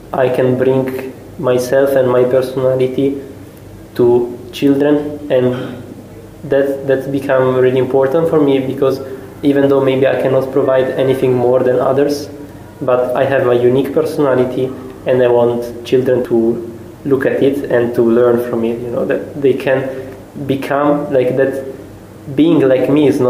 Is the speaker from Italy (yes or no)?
yes; Italy; English is a second language; moved away as an adult; now in Szécsény, Hungary; I come from Italy